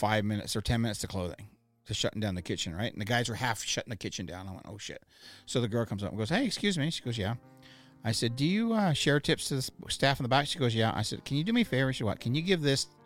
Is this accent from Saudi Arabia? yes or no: no; Canada; we're from Canada